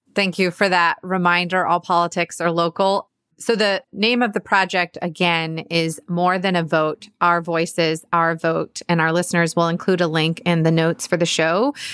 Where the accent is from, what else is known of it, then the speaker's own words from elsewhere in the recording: Georgia, United States; my home state of Georgia